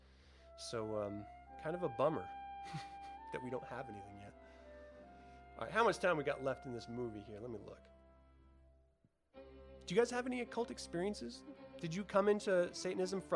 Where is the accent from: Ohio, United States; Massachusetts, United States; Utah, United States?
Utah, United States; Salem; I grew up in Salem, Utah, which is a tiny, tiny little intimate town